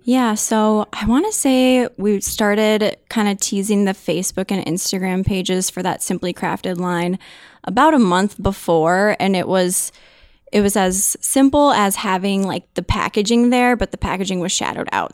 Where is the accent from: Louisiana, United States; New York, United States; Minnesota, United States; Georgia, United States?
Minnesota, United States; I was born and raised in Minnesota